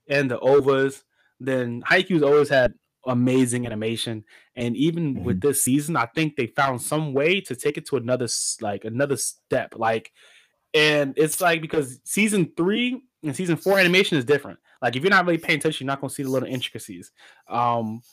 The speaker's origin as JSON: {"language": "English", "country": "United States", "said": "we're American"}